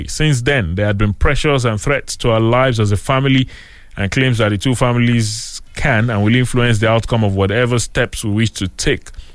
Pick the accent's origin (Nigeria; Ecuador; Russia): Nigeria; as a Nigerian